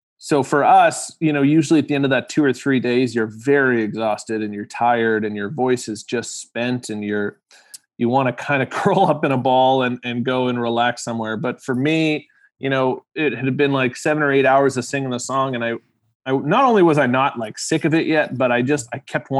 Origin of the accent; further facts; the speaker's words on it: Winnipeg, Manitoba, Canada; we were in my hometown, obviously, Winnipeg.